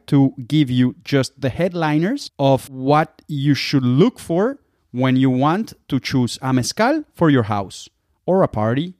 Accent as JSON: {"language": "English", "region": "Jalisco", "country": "Mexico", "tie": "born or raised there", "moved": "as an adult", "lives_now": "Germany", "said": "I'm from Mexico. I am an agave distilled passionate. I grew up in tequila land. Now I am here in Germany"}